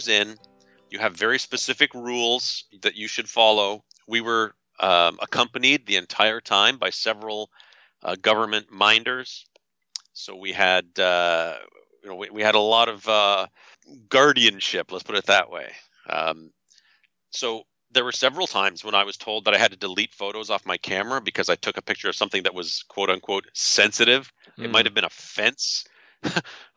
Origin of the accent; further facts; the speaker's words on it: Canada; I'm from Canada. I'm not an American